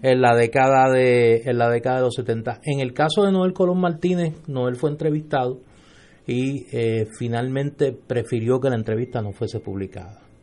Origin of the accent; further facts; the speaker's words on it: Puerto Rico; puertorriqueñas y puertorriqueños